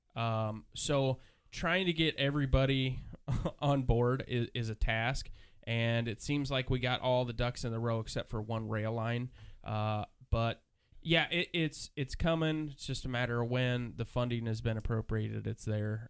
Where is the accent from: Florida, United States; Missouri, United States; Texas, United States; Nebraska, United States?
Nebraska, United States; moved away; I'm originally from Nebraska.